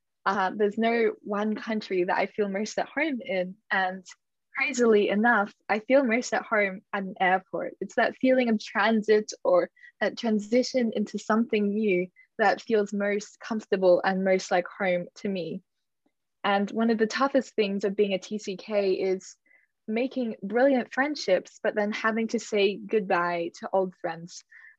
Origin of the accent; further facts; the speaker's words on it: Australia; to return to my home country, which in my case would be Australia.